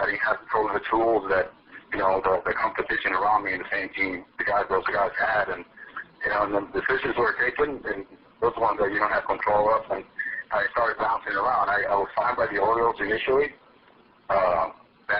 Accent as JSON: {"language": "English", "country": "Dominican Republic", "tie": "born or raised there", "said": "I was born and raised in the Dominican Republic"}